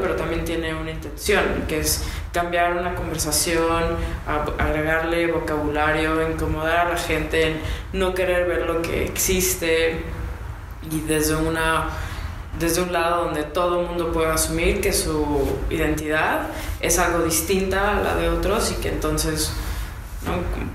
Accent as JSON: {"language": "Spanish", "town": "Guadalajara", "region": "Jalisco", "country": "Mexico", "said": "soy de Guadalajara y estudié diseño industrial en el TEC"}